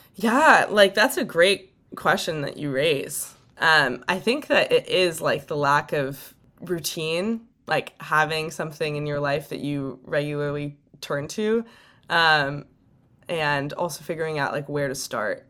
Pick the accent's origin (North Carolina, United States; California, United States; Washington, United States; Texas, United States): California, United States; Bay Area; I am from the Bay Area